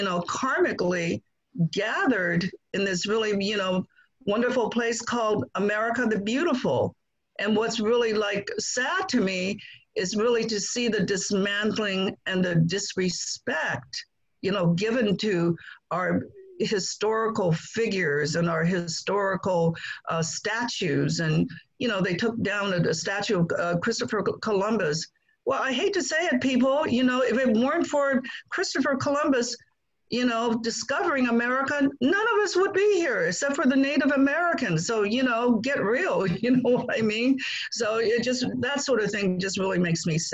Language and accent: English; Guangdong, China; now in United States; I grew up in China, not ever having met my father